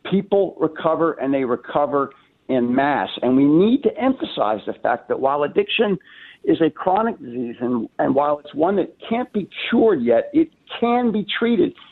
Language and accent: English; New York, United States; moved away as an adult; now in Minnesota, United States; I came from Minnesota out to uh, from New York out to Minnesota in 1989 to begin my recovery process through treatment at Hazelden.